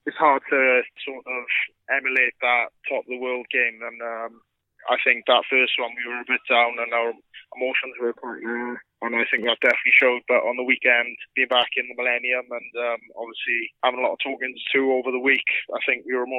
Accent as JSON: {"language": "English", "region": "Wales", "country": "United Kingdom", "said": "I am fully Welsh."}